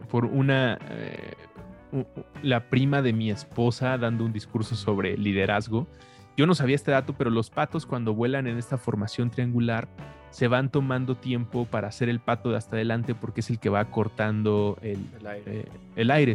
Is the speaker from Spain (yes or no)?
no; Mexico; como mexicano